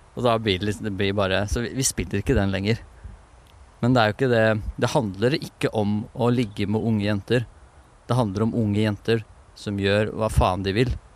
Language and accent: Norwegian; Moss, Østfold, Norway; Og Moss, vi er fra Moss